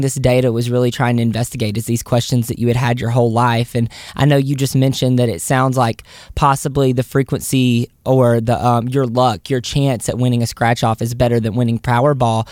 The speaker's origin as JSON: {"language": "English", "region": "the South", "country": "United States", "tie": "born or raised there", "said": "I grew up in the South"}